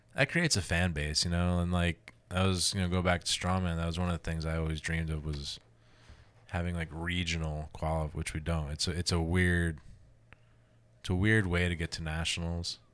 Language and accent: English; New Jersey, United States; moved away as an adult; also born or lived in Columbus, Ohio; I grew up in New Jersey, so we had Rutgers